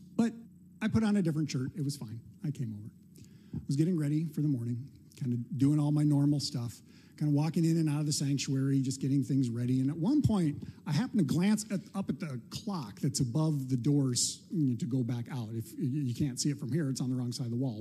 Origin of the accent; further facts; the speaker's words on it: Midwest, United States; we're from the Midwest